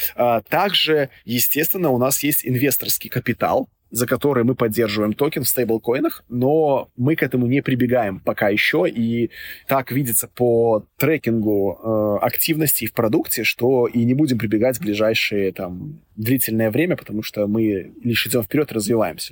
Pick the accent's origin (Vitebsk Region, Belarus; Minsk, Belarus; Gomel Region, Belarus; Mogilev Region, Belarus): Minsk, Belarus; я вот сам родом из Минска